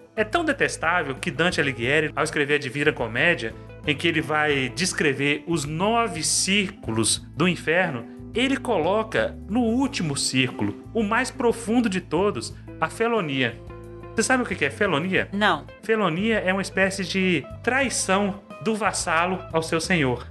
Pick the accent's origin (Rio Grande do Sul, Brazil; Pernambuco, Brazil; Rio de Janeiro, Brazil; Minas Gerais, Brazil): Minas Gerais, Brazil; Carlos Chagas; eu sou de uma cidade do interior, Carlos Chagas, Minas Gerais